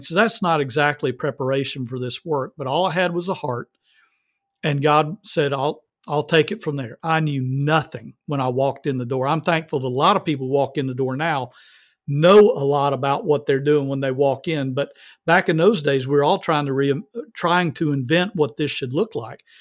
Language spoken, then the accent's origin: English; the South, United States; I'm from the South.